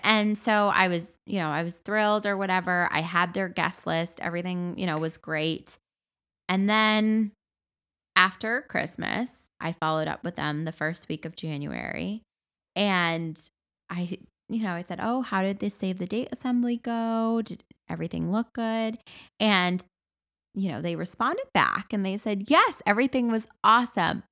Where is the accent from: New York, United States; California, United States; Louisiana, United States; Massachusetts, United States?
Massachusetts, United States; if I was not from Massachusetts and I was not a wedding planner